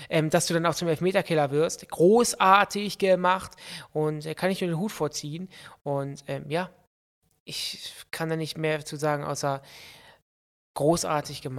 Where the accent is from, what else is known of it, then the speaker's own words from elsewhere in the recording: Austria; Ich bin aus Österreich und hier, geht, hier, gibt es noch den verpflichteten Grundwehrdienst beim Bundesheer.